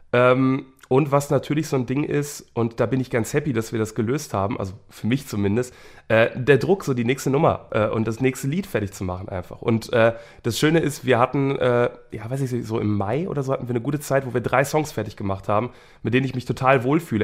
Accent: Wuppertal, North Rhine-Westphalia, Germany; ich bin in Wuppertal geboren und ich arbeite aber ganz viel in Bochum

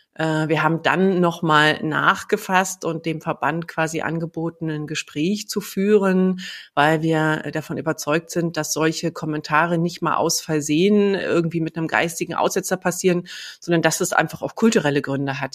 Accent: Berlin, Germany; ich bin ja in, in Ostberlin geboren.

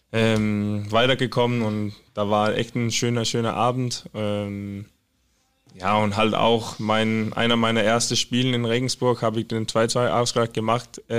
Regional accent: Skive, Central Denmark Region, Denmark; German is a second language; Ja, in Skive. Ich bin in Skive geboren. Das ist so in Midtjylland.

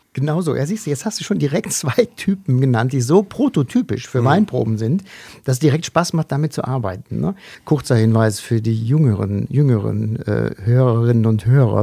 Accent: North Eifel, North Rhine-Westphalia, Germany; geboren bin ich 1966 in der Eifel, in der Nordeifel, im nordrhein-westfälischen Teil der Eifel.

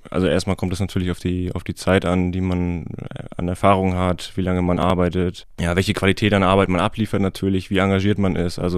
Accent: Heikendorf, Schleswig-Holstein, Germany; ich bin 30, ich komme aus Heikendorf

